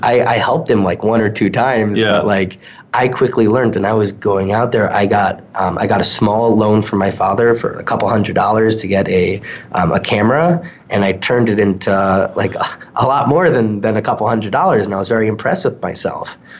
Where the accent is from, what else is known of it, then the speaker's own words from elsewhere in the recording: New York suburbs, United States; now in Calgary, Canada; I grew up um, a little bit in the suburbs, maybe 40, 45 minutes outside from Manhattan